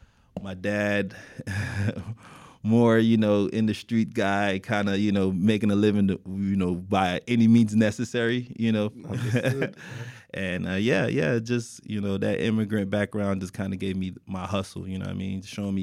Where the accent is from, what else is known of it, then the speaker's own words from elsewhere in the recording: Miami, Florida, United States; born and raised in Miami, Florida, graduate of North Miami Beach Senior High. NMB in the building, you guys already know.